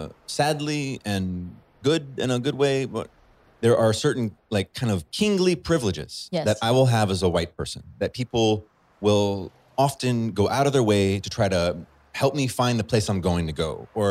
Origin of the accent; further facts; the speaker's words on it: Chad; If I can be patient and say, well, I grew up in Chad. I speak Arabic.